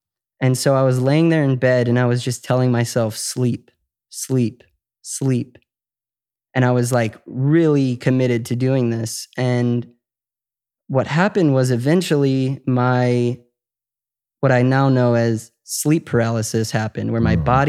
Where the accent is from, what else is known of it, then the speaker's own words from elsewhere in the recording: Chicago, Illinois, United States; Chicago, okay. Suburbs.